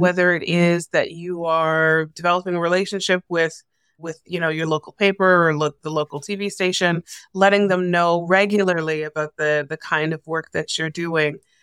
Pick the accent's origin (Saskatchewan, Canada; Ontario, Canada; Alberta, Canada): Ontario, Canada; Toronto; moved away as an adult; also born or lived in Newfoundland / Edmonton / Calgary / Kitchener; now in Vancouver, Canada; I was born and raised in Toronto